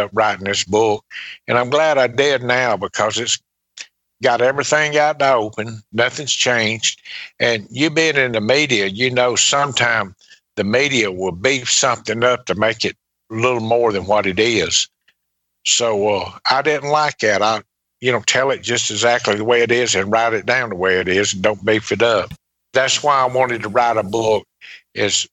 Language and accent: English; Laurel, Mississippi, United States; also born or lived in Pascagoula, Mississippi; went back to my hometown, to Laurel